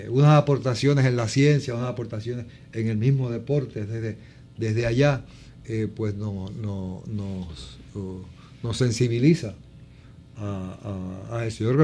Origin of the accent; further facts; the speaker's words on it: Puerto Rico; moved away; also born or lived in United States; tuve 12 años en Estados Unidos. tengo una anécdota cuando yo regreso a Puerto Rico después de tantos años para allá.